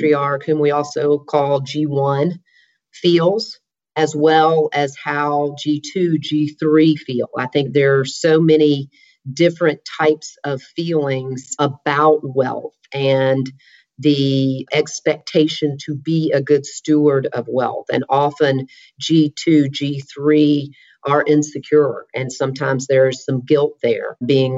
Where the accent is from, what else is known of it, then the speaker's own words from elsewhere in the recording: Alabama, United States; moved away as an adult; also born or lived in Nashville, Tennessee; now in Atlanta, United States; I am from Alabama